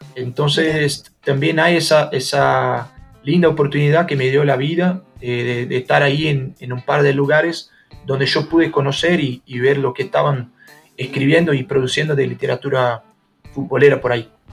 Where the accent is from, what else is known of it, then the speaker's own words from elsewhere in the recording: Brazil; also born or lived in São Paulo; nosotros acá en Brasil